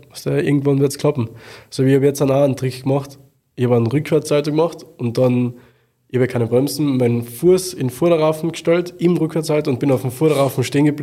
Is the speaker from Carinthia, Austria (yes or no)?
yes; Klagenfurt, Carinthia, Austria; Also in meiner Heimatstadt habe ich im Wörthersee Stadion in im Wahrzeichen für, also eines der Wahrzeichen für Klagenfurt eine Show fahren dürfen